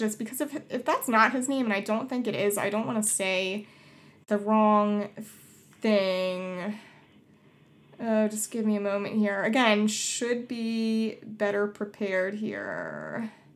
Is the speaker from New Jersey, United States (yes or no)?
yes; Collingswood, New Jersey, United States; moved away; I'm originally from Collingswood, New Jersey. I went to Collingswood High School